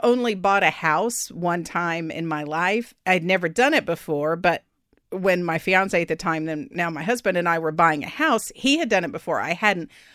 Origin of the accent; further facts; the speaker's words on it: Austin, Texas, United States; moved away as an adult; Austin's my hometown